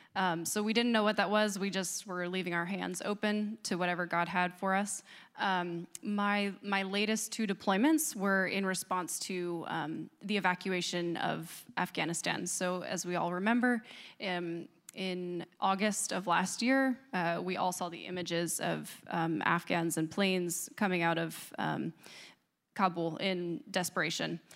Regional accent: Northeast, United States; now in Charlottesville, United States; I grew up in the Northeast, so living in Charlottesville is now like being in the Deep South.

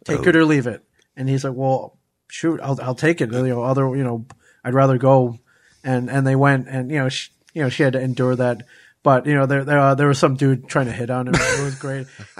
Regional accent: South Bend, Indiana, United States; I grew up in South Bend, Indiana.

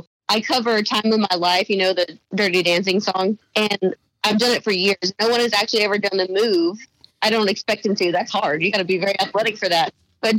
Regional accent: Gonzales, Texas, United States; now in Bastrop, United States; I live in the Bastrop, Texas area, although I grew up in Gonzales, Texas.

